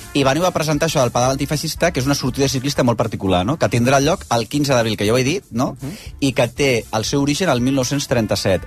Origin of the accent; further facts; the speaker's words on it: Barcelona, Catalonia, Spain; nosaltres, com que som de Barcelona